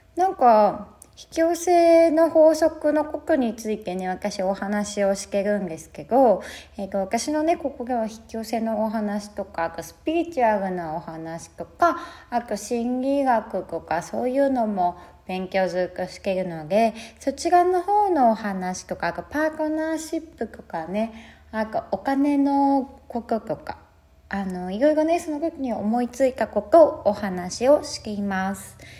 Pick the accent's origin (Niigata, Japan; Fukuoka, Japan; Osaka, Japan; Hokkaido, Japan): Hokkaido, Japan; Sapporo; also born or lived in Philippines / Australia; まず北海道出身で、えーと、札幌生まれ、札幌に生まれて、育ち